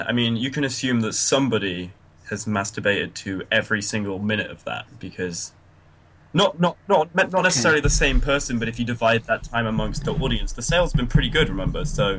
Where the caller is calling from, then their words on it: Derby, East Midlands, United Kingdom; I'm calling from Derby, sunny Derby.